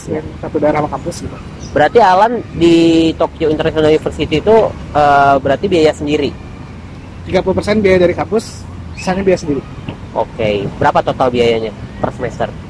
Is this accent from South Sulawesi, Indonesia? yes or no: no; Medan, North Sumatra, Indonesia; moved away; perantau aku juga kan perantau juga dari Medan kan